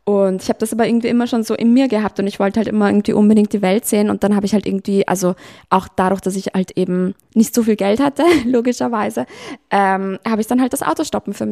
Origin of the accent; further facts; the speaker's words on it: Vienna, Austria; Da war so ein, ein Ire, bei uns in Wien.